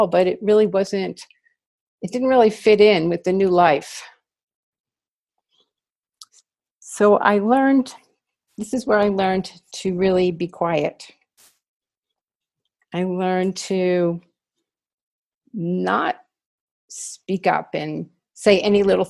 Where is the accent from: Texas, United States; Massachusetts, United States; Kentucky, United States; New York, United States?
New York, United States; New York City; I grew up in New York City, which is where I was born.